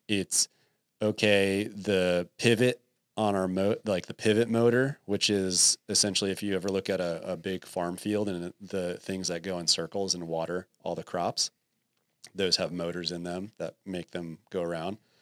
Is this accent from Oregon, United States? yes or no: no; New Jersey, United States; moved away; also born or lived in Texas; I grew up in New Jersey